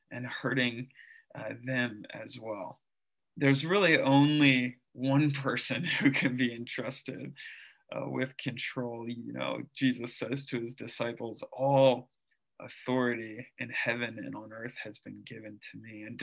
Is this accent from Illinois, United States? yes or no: no; St. Louis, Missouri, United States; also born or lived in Philippines / South Carolina / Lebanon, Pennsylvania; now in Drexel Hill, United States; I grew up in St. Louis and then the Philippines and then back in St. Louis. And then I lived in South Carolina for a little bit. And then I lived in Lebanon, Pennsylvania for seven years.